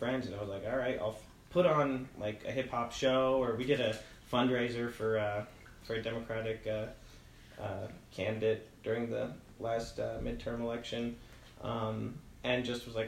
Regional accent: United States; moved away as an adult; also born or lived in New Jersey; now in Spokane, United States; I'm from New York and New Jersey originally

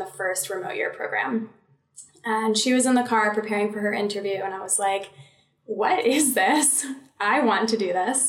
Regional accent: Connecticut, United States; moved away as an adult; also born or lived in North Carolina / Washington, D.C.; I grew up in Connecticut, spent a little over 20 years there

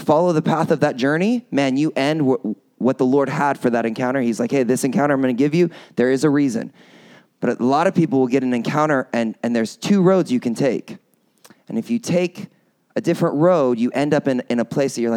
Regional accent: United States; accent: American; I'm an American, you haven't probably already guessed by this really, really strong American accent that I have

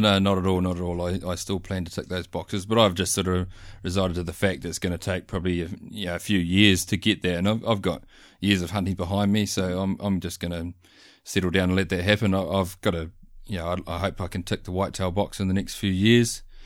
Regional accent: North Island, New Zealand; moved away; also born or lived in South Island; I grew up bush hunting in the North Island

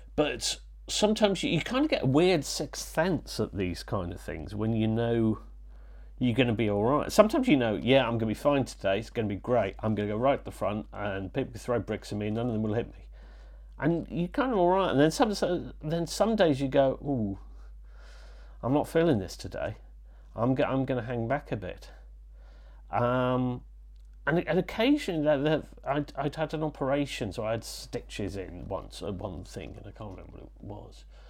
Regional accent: Leeds, Yorkshire and the Humber, United Kingdom; also born or lived in Wales; I'm from Wales and I was brought up in Yorkshire

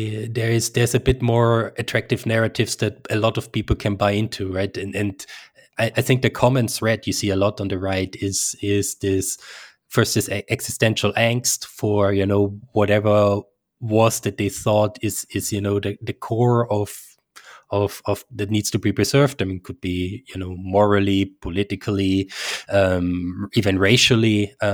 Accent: Austria; Even, you know, in my home country in Austria and Switzerland, we have a sizable chunk of people that are susceptible to these.

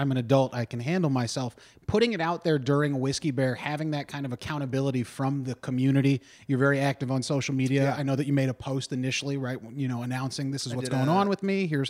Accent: Dayton, Ohio, United States; now in Pittsburgh, United States; I grew up in Dayton, so I didn't start comedy till I got to Pittsburgh

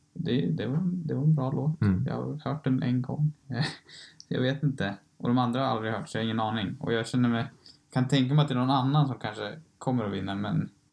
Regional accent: Sweden; vi är från Sverige

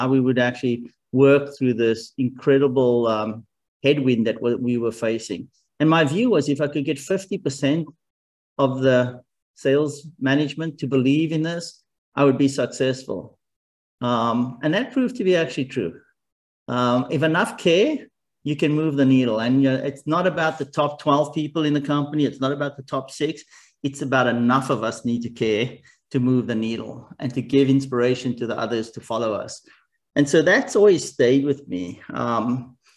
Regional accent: South Africa; moved away; also born or lived in Japan / Germany / United States; I grew up in South Africa

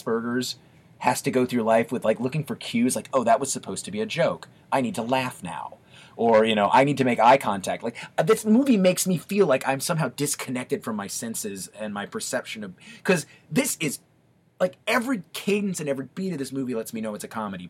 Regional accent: the South, United States; I grew up in the South

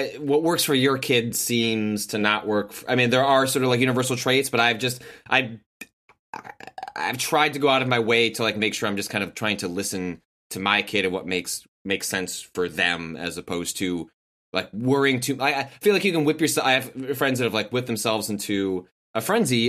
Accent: Chicago, Illinois, United States; I grew up in the Chicagoland area

